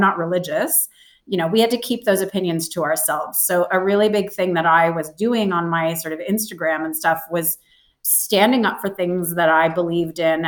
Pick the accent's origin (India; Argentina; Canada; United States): Canada; now in Australia; I grew up in Canada. I live in Australia.